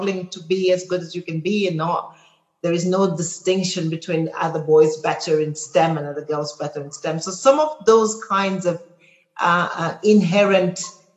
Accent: Cameroon; moved away; also born or lived in Kenya; I come from Cameroon, and I was fortunate enough to have parents who made me sort of travel the breadth of my country, so I know every part of it

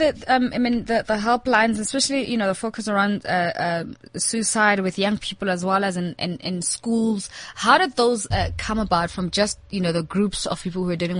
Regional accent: South Africa

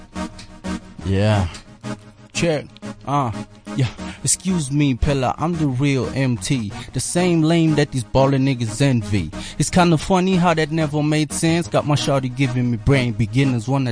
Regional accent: Matatiele, Eastern Cape, South Africa; I'm originally from Matatiel. I don't know if it's under KZN or Eastern Cape now.

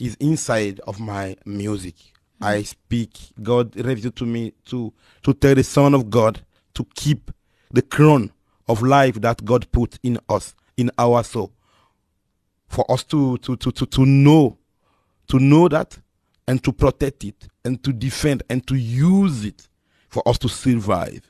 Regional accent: Angola; English is a second language; also born or lived in Democratic Republic of the Congo; now in Guangzhou, China; I born in Congo Democratic. Okay. And I grew up in Angola

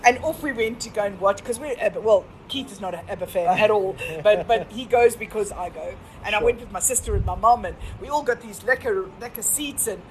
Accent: South Africa; South Africans, we

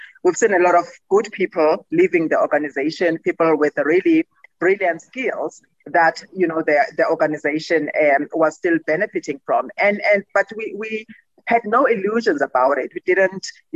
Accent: Gqeberha, Eastern Cape, South Africa; Gqeberha there. That's my hometown.

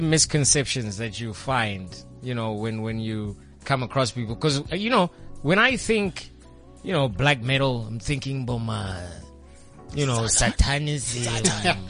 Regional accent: South Africa; I'm from Midlands, man.

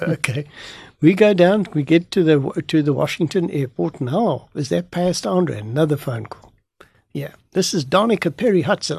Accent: South Africa; I'm a South African

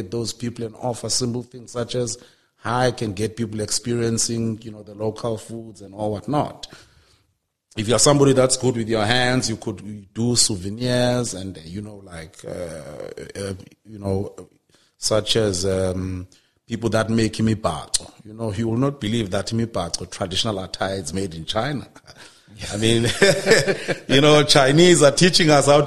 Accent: Transkei, Eastern Cape, South Africa; I remember growing up in the Transkei because that's where I'm from.

